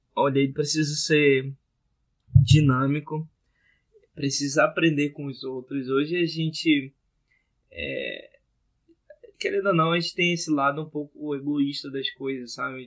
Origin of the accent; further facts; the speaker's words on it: Manaus, Amazonas, Brazil; o pessoal aqui da minha terra tá fazendo, Manaus, Amazonas